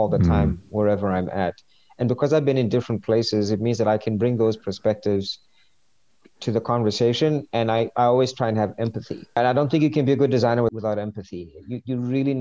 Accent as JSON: {"language": "English", "town": "New Rochelle", "region": "New York", "country": "United States", "tie": "born or raised there", "also_born_or_lived": "Lesotho", "moved": "yes", "said": "growing up in New Rochelle and hanging out in Queens"}